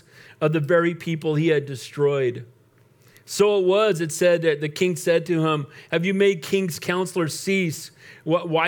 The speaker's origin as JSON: {"language": "English", "country": "United States", "said": "way before I'm an American, I'm a Christian."}